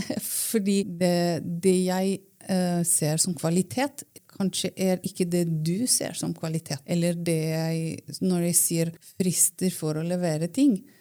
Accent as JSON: {"language": "Norwegian", "country": "Romania", "tie": "born or raised there", "second_language": "Norwegian", "moved": "as an adult", "lives_now": "Norway", "said": "Jeg er født og oppvokst i Romania. Flyttet til Norge for kanskje eh, Det blir jo 18 år siden"}